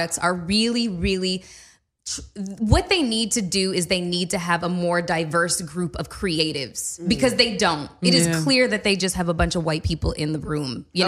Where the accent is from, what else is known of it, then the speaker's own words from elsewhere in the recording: Canada; I'm full Canadian